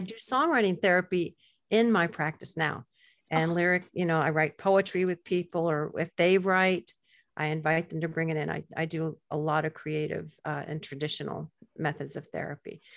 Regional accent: Gulf Coast of Florida, United States; I grew up on the Gulf Coast of Florida

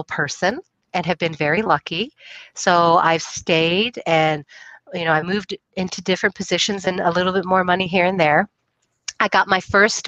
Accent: Puyallup, Washington, United States; also born or lived in McChord Air Force Base, Washington; I grew up on the Air Force Base, McCord Air Force Base

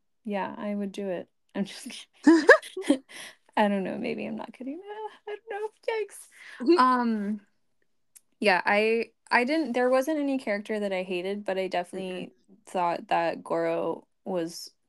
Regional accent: United States; But like if, again, this is me as an American woman

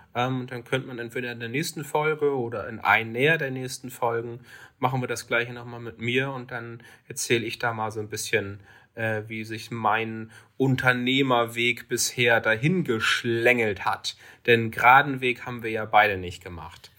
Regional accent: Lübeck, Schleswig-Holstein, Germany; meine Heimatstadt Lübeck

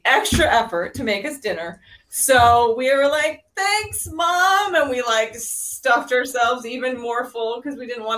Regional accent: La Crosse, Wisconsin, United States; also born or lived in Provo, Utah / Rexburg, Idaho / Westby, Wisconsin; I was born in La Crosse, Wisconsin, and I lived there up until I did a summer semester at BYU Provo

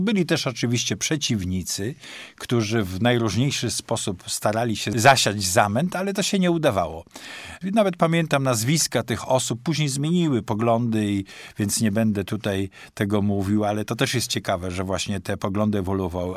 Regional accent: Toruń, Kuyavian-Pomeranian Voivodeship, Poland; moved away as an adult; now in Poznań, Poland; przybyłem e, z Torunia, tam skończyłem w 74 roku studia

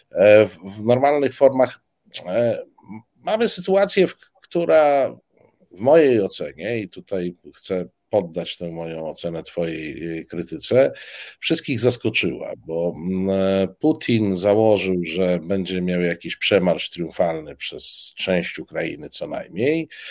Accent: eastern Poland, Poland; Obaj pochodzimy z, z, z Polski Wschodniej

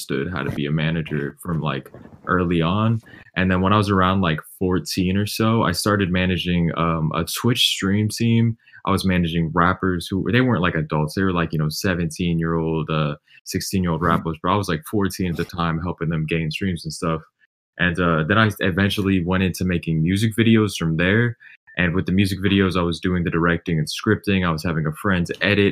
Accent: Midwest, United States; now in Miami, United States; I'm from the Midwest, but I live in Miami

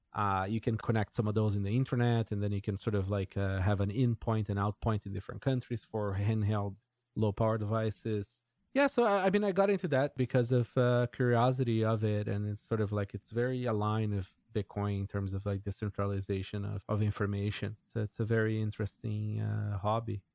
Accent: Brazil; moved away; I grew up in Brazil

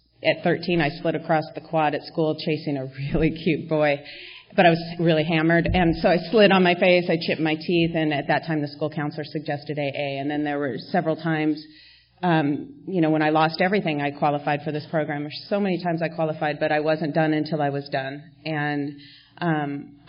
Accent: La Crescenta, California, United States; We grew up together in La Crescenta, where I live now

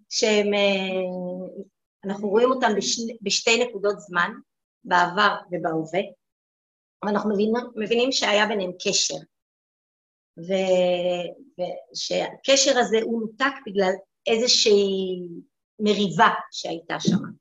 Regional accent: Ramat Gan, Tel Aviv District, Israel; גדלתי ברמת גן, בבית חילוני.

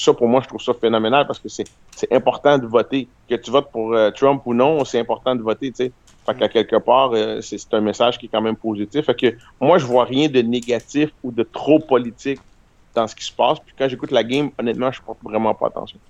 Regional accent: Canada; on est des Canadiens aussi

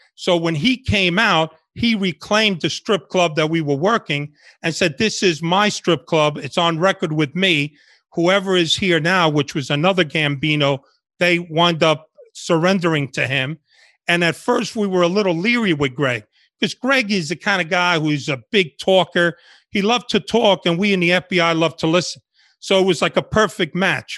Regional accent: New York, United States; English is a second language; also born or lived in Havana, Cuba; grew up in Washington Heights and the Bronx.

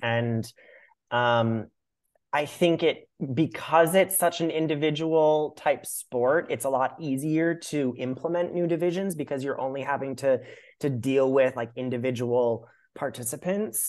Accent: Minnesota, United States; I grew up in Minnesota

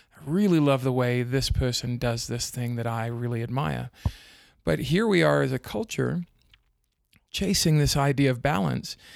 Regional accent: South Africa; now in United States; I grew up in South Africa, but I've lived in the States for a long time

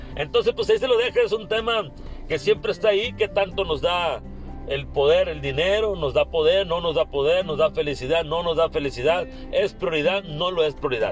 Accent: Mexico; also born or lived in Hermosillo, Sonora; como mexicanos a la mayoría nos cuesta trabajo ahorrar

